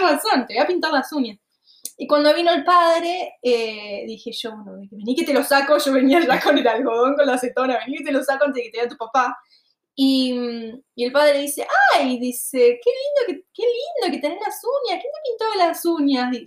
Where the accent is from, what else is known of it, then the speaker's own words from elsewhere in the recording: Argentina; moved away as an adult; yo me fui de Argentina en 2017